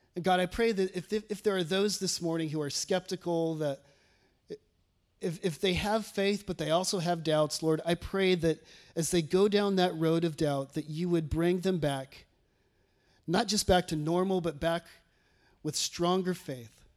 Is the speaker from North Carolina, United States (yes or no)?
no; California, United States; moved away as an adult; now in Batesville, United States; I'm from California